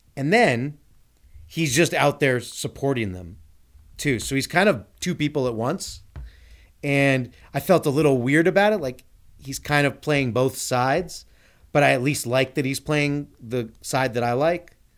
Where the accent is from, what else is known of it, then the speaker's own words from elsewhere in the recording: Glendale, California, United States; I grew up in Glendale